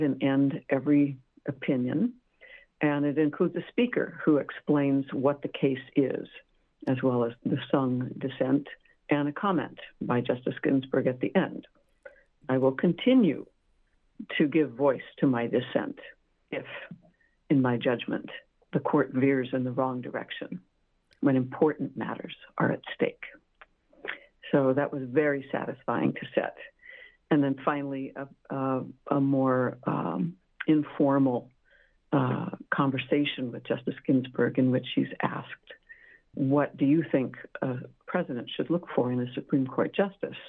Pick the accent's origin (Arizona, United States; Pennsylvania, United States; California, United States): California, United States; Montclair; I grew up in Southern California, Montclair